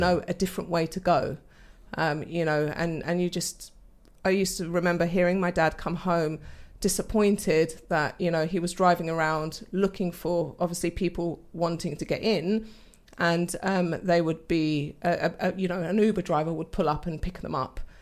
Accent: London, United Kingdom; moved away as an adult; also born or lived in Portugal (parents); now in Daventry, United Kingdom; I was born and bred in London with my brother

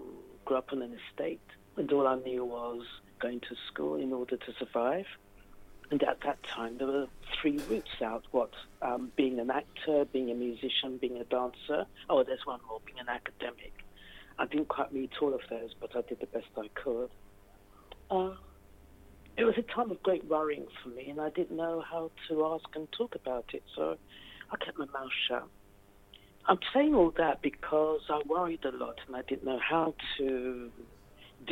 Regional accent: London, United Kingdom; I grew up in London. My parents are from St. Lucia in the Caribbean, and I was brought up in the East End of London

